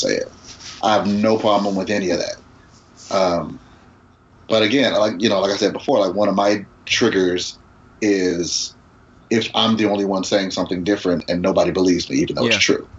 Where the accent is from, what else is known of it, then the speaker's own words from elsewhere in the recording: United States; growing up in America, being a black guy growing up in America